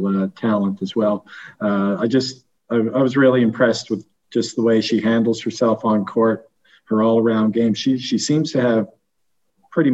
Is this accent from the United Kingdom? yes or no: no; Canada; I'm Canadian